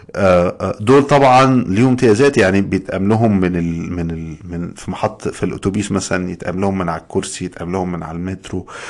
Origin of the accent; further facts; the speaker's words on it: Egypt; moved away as an adult; now in United States; عندنا في مصر